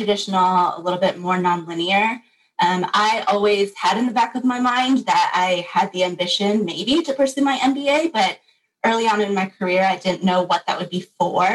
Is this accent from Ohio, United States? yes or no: no; Michigan, United States; Grew up in Michigan